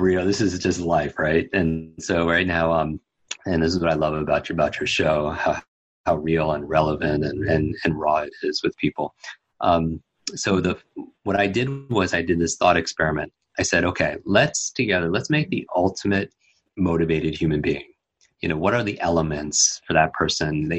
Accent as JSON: {"language": "English", "region": "Northeast", "country": "United States", "tie": "born or raised there", "said": "I grew up in the Northeast"}